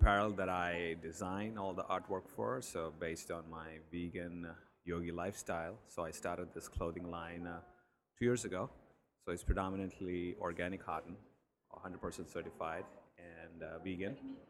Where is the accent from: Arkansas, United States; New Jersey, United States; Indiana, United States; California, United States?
New Jersey, United States; I'm from New Jersey.